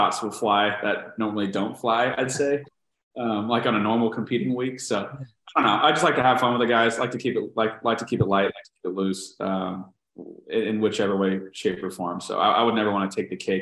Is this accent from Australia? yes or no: no; San Diego, California, United States; I'm literally from, born and raised in San Diego